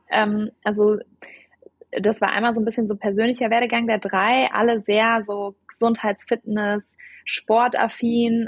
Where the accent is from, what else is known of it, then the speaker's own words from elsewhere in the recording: Germany; also born or lived in Cologne; ich bin Deutsche und lebe auch in Köln